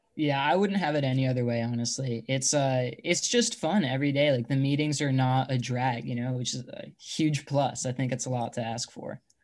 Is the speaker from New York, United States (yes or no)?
yes; Long Island, New York, United States; moved away as an adult; now in Bay Area, United States; I'm originally from Long Island, New York. I had to come out over to the Bay, you know, for college.